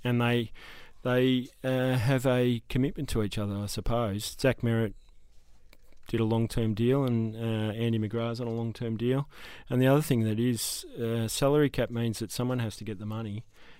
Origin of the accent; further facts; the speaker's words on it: Mordialloc, Victoria, Australia; I grew up in Morty Alec.